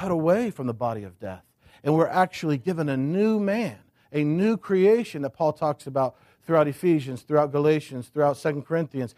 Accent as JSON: {"language": "English", "country": "United States", "tie": "born or raised there", "lives_now": "Crozet, United States", "said": "I grew up thinking in America, we do church here in the States"}